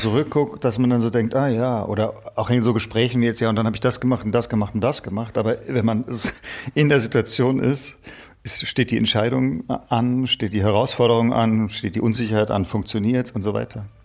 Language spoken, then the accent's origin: German; Stuttgart, Baden-Württemberg, Germany; bei uns in Stuttgart